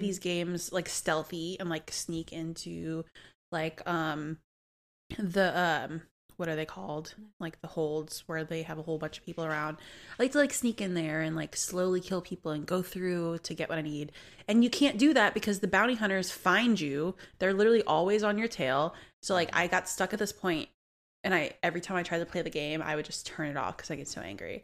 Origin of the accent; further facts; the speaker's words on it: New Orleans, Louisiana, United States; I'm born and raised in New Orleans